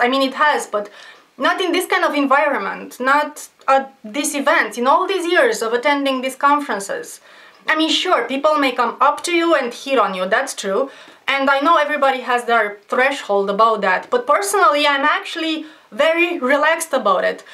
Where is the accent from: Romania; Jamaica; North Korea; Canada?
Romania; I'm from Romania, I'm poor